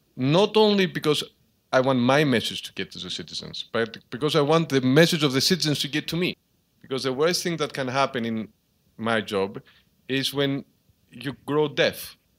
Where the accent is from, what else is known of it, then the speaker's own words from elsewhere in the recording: Karpenisi, Central Greece, Greece; moved away as an adult; now in Athens, Greece; I began as a small town mayor in my hometown of Carpenici, which is high up in the mountains in central Greece.